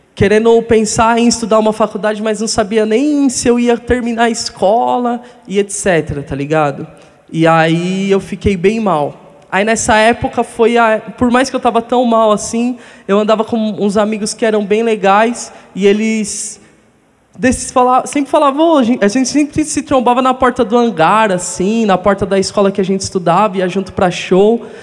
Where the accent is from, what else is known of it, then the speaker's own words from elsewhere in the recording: Guarulhos, São Paulo, Brazil; Fui morar em Guarulhos com os 10 anos de idade. E lá foi onde eu cresci mesmo, como um adolescente.